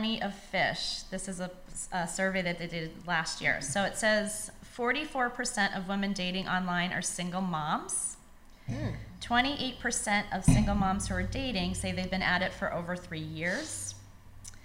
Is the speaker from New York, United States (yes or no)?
yes; New York, United States; I'm from New York